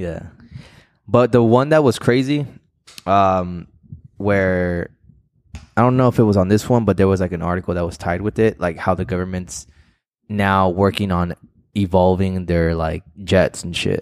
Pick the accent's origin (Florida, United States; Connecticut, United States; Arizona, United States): Arizona, United States; We're just from Arizona